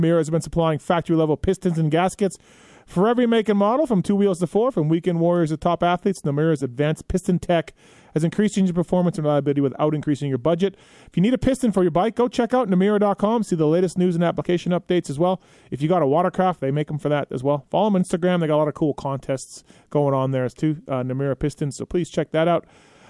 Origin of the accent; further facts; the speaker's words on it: Canada; now in United States; I'm Canadian.